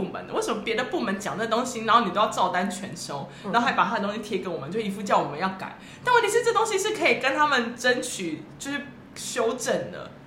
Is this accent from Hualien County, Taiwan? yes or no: no; Taipei, Taiwan; 我台北人